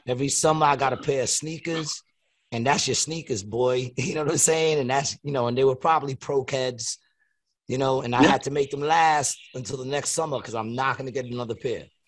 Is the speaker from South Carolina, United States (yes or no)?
no; New York City, New York, United States; now in Atlantic City, United States; I grew up in Queens, New York